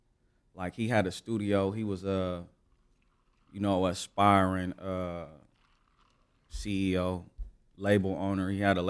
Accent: Los Angeles, California, United States; I'm from South Central Los Angeles. Grew up like all around the city, but like mainly on 111 and San Pedro on the east side.

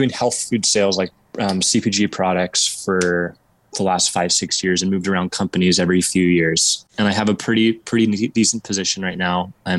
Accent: Oregon, United States; So I was born and raised in Southern Oregon in this town, and I'm just moved back after about 4 years.

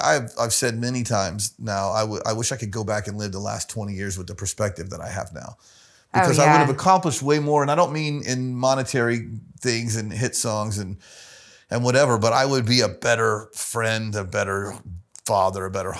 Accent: the South, United States; I'm from the South, Michelangelo.

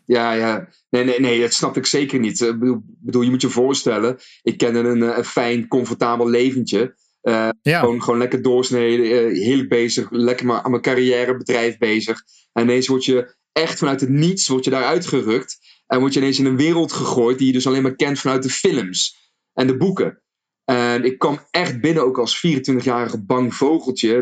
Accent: North Brabant, Netherlands; accent: Brabants; zelf gewoon geboren en getogen. Gewoon in Brabantse land. Dus ik kan gewoon ik gaan praten in Brabants als wil

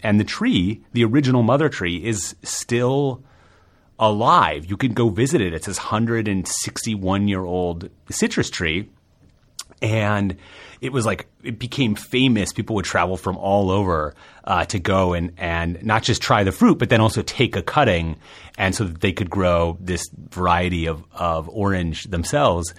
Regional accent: New York, United States; as a New Yorker

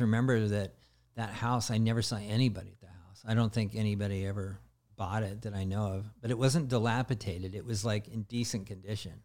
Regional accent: the Northwest, Pacific Northwest, United States; I come from the Northwest area

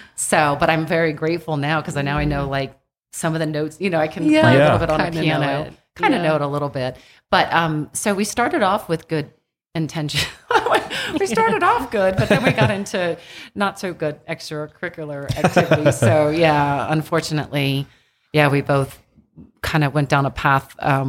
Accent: Annapolis, Maryland, United States; we grew up in Annapolis, but we got stationed at the Naval Academy when we were really little.

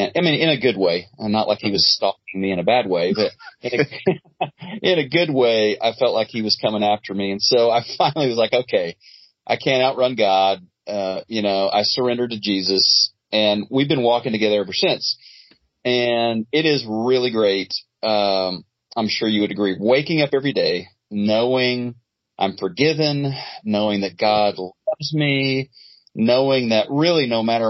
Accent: Neosho, Missouri, United States; moved away as an adult; also born or lived in Brazil / Oklahoma; now in Dallas, United States; I grew up in Southwest Missouri, a little town called Neosho.

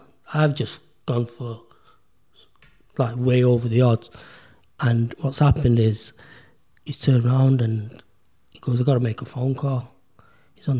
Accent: United Kingdom; I'm a British-born Pakistani

